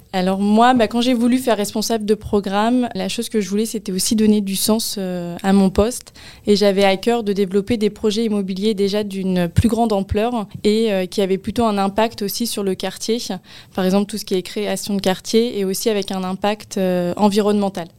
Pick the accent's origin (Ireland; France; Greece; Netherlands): France; Paris region, Île-de-France; moved away; je suis originaire de la région, euh, parisienne, où j'y ai passé, euh, quelques années. Et après, mes parents ont pris le cap, euh, vers l'ouest.